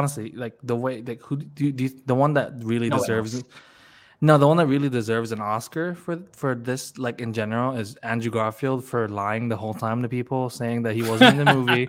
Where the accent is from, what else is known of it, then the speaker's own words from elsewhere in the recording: Philippines; because we're Filipino, so we were able to understand the Lola.